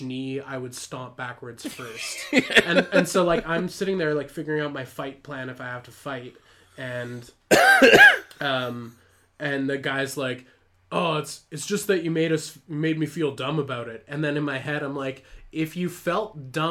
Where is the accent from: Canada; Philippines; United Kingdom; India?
Canada; I'm Canadian